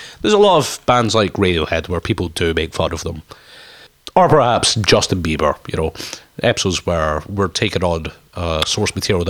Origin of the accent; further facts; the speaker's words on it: Scotland, United Kingdom; he's one of our fellow Scots